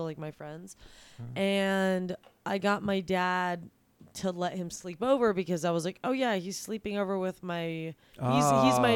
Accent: La Cañada Flintridge, California, United States; also born or lived in Glendale, California; I grew up in California, Los Angeles.

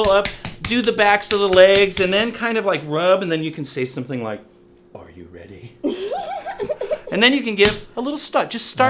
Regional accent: California, United States; Oh, yeah. San Fernando Valley.

